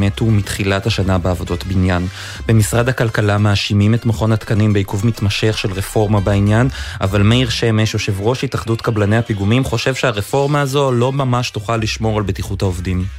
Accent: Haifa, Haifa District, Israel; אני חיפאי במקור

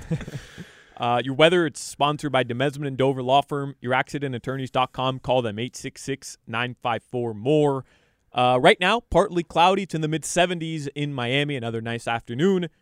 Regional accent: Uruguay; moved away; I'm from Uruguay

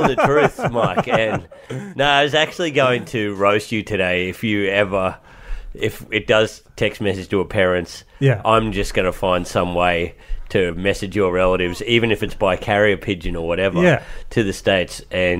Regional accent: Townsville, Queensland, Australia; Townsville, North Queensland.

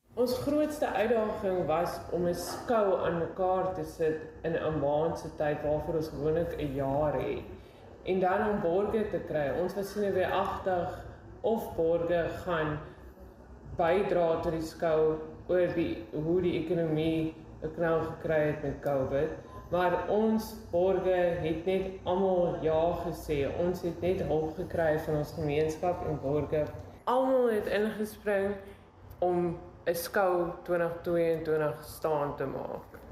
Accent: Swellendam, Western Cape, South Africa; Ek het groot geword op Swellendam

